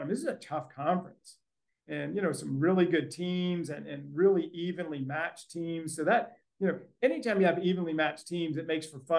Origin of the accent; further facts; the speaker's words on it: Honolulu, Hawaii, United States; also born or lived in Fresno, California; now in Arlington, United States; I grew up in Honolulu when Hawaii was in the WAC